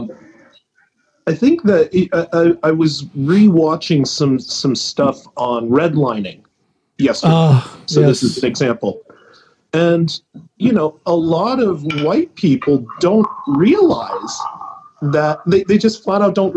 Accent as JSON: {"language": "English", "region": "White Mountains of New Hampshire", "country": "United States", "tie": "born or raised there", "said": "I grew up in the White Mountains of New Hampshire"}